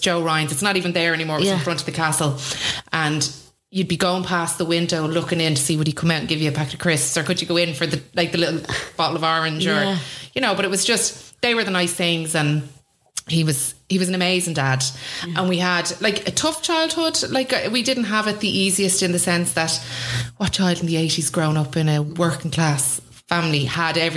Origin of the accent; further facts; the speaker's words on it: Swords, Leinster, Ireland; also born or lived in Drogheda; I grew up in Swords, so small little village.